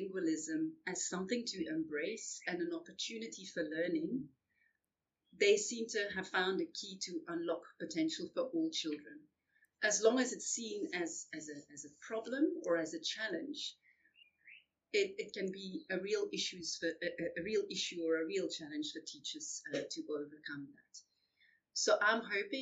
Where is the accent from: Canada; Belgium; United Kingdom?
Belgium; moved away as an adult; also born or lived in Zambia / Zimbabwe; now in South Africa; I'm originally from Belgium